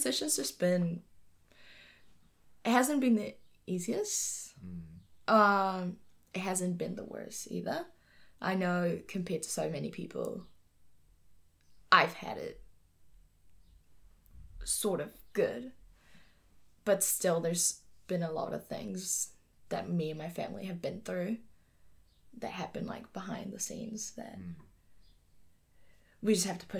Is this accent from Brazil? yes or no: no; Venezuela; now in New Zealand; I'm from Venezuela